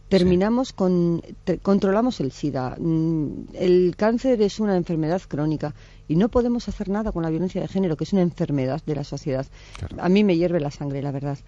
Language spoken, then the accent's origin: Spanish; Pamplona, Navarre, Spain; yo soy de Pamplona